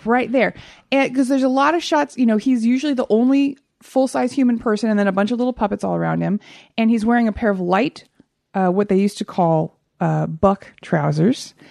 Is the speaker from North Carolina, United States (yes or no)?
no; Texas, United States; also born or lived in Oklahoma; I'm from Texas